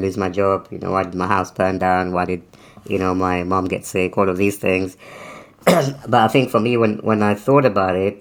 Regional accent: United Kingdom; also born or lived in Africa; we moved to the UK when I was quite young, so I was still under 10, maybe around 10

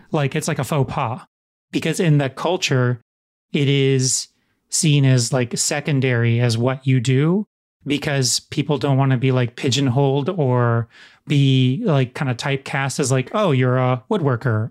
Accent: United States; in American culture

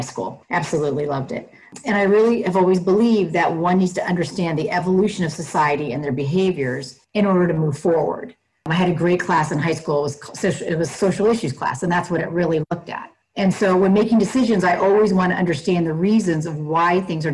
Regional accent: Northern California, United States; I was born and raised in Northern California

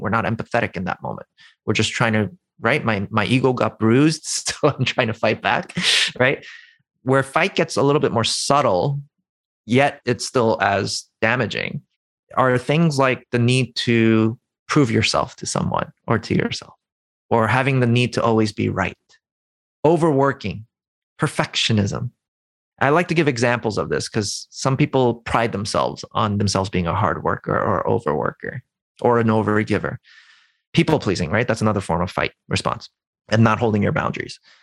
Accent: New York City, New York, United States; I'm from New York City

